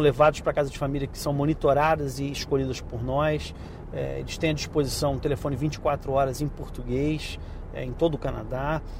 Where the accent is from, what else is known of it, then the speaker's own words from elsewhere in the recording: Brazil; eu, como brasileiro